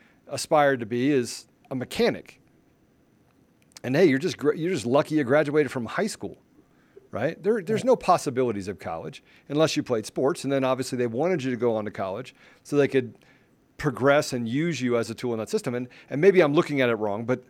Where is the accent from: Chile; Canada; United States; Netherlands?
United States; Washington, District of Columbia; I grew up in the Washington, D.C. area. I grew up rather poor